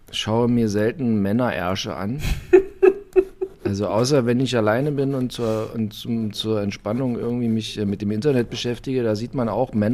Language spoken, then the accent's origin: German; East Germany, Germany; also bei uns in der DDR ist sie Anja.